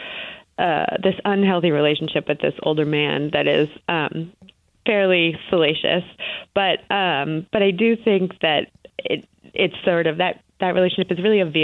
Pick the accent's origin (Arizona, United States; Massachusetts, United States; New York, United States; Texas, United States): Massachusetts, United States; Boston; I grew up in the Boston area